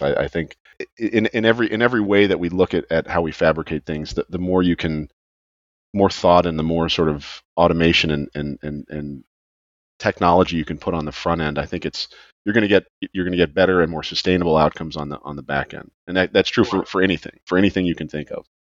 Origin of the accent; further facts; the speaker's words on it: outside Chicago, Illinois, United States; now in Florida, United States; I grew up outside Chicago which which has snow obviously now I'm in Florida